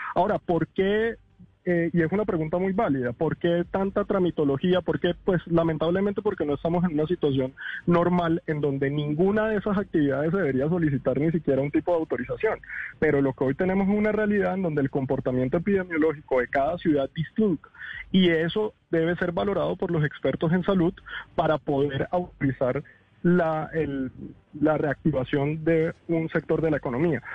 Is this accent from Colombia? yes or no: yes; Colombia; como los colombianos somos de expresivos